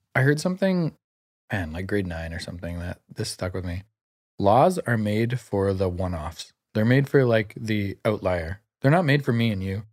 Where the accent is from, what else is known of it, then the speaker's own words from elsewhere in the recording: Vancouver, British Columbia, Canada; I grew up in Greater Vancouver, went to high school here.